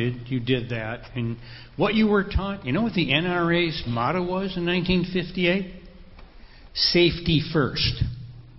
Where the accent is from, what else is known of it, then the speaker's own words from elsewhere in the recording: Concord, Massachusetts, United States; I was born near Concord, Massachusetts